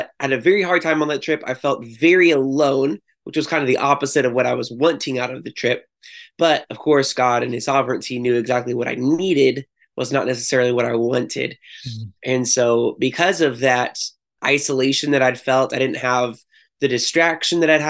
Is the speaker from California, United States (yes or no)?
yes; Chico, California, United States; now in Santa Cruz, United States; I grew up in Chico and then I ended up going to Chico State